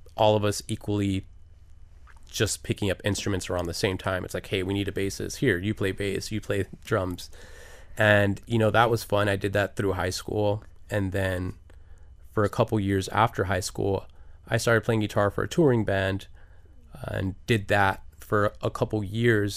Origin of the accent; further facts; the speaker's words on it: Miami, Florida, United States; until I got out of Miami